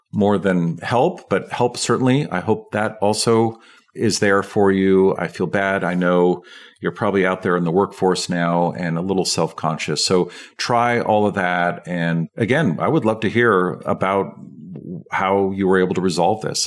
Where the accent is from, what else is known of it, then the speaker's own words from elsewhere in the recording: San Francisco, California, United States; I grew up in San Francisco, and it's a fluoridated water supply.